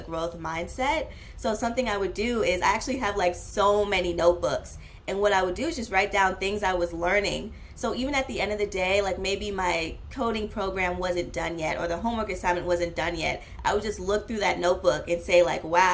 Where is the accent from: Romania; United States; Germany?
United States; Oakland, California; I grew up in Oakland, and Oakland is like very diverse